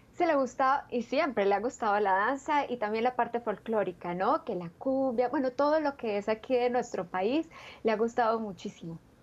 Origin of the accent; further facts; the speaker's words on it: Ubaté, Cundinamarca, Colombia; nací en un pueblecito pequeñito, una villa que queda muy cerca de Bogotá y se llama Villa de San Diego de Iguaté